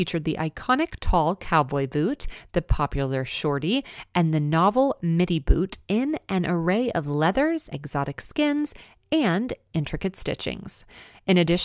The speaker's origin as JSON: {"language": "English", "region": "Texas", "country": "United States", "also_born_or_lived": "Dallas, Texas", "moved": "yes", "lives_now": "Southern California, United States", "said": "a fellow Texan and previous Dallasite"}